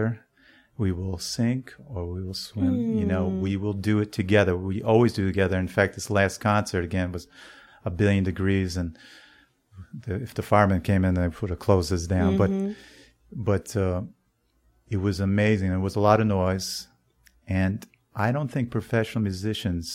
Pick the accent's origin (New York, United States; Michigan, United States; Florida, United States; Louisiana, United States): New York, United States; as a New Yorker